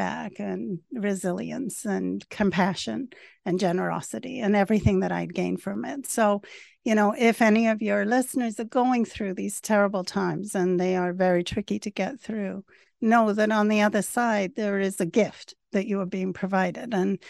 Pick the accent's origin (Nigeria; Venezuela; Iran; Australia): Venezuela; also born or lived in England / Caracas; So I was born in England, but when we were 3 years old, my father worked for Shell Oil. So we moved to Venezuela. And I grew up in a small town in Venezuela.